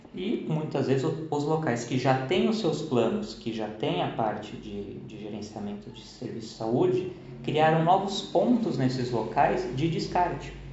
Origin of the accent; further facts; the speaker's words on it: São Paulo, Brazil; como a gente é de São Paulo, é bolacha, não é biscoito